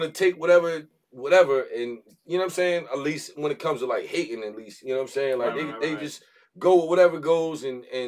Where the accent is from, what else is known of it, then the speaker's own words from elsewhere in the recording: Baltimore, Maryland, United States; being from Baltimore